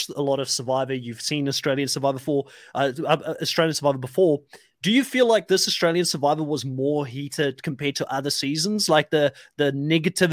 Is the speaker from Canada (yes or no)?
no; South Africa; moved away; I'm a South African myself, I've been out of the country for quite a long time.